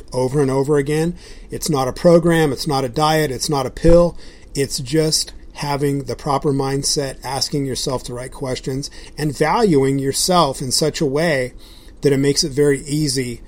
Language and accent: English; Southern California, United States; now in Idaho, United States; I grew up in Southern California, I like to surf. But we live in Idaho now